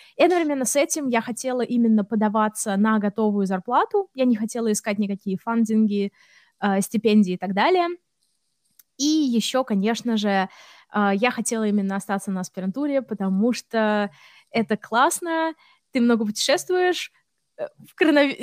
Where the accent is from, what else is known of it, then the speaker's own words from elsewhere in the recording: Russia; moved away as an adult; also born or lived in Samara; now in Sweden; я из России